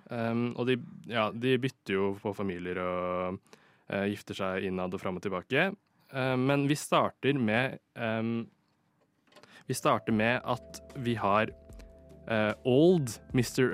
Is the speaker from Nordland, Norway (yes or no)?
no; Lørenskog, Akershus, Norway; moved away as an adult; now in Oslo, Norway; jeg er fra Lørenskog